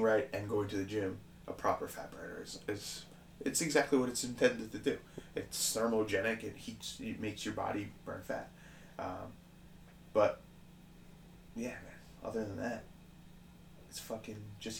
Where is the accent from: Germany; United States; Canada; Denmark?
United States; Levittown, New York; when I grew up in Levittown